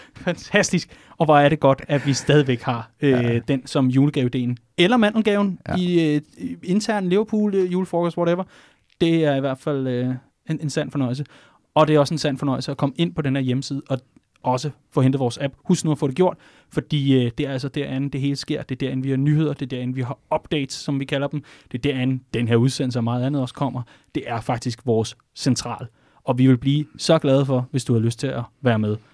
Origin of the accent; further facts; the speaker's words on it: Vestegnen, Capital Region of Denmark, Denmark; jeg er fra Vestegnen